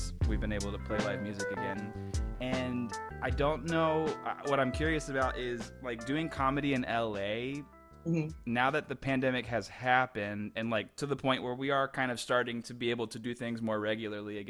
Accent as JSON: {"language": "English", "town": "Houston", "region": "Texas", "country": "United States", "tie": "born or raised there", "said": "I grew up in Houston"}